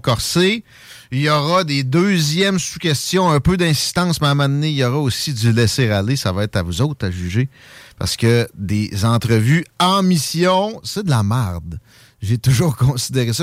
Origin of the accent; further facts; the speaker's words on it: Lévis, Quebec, Canada; now in Quebec City, Canada; je m'ennuie un peu de mon South Shore natal